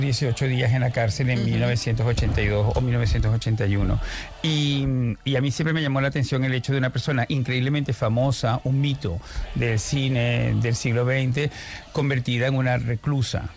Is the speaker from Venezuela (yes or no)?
yes; Venezuela; now in Spain; cuando me dicen el escritor venezolano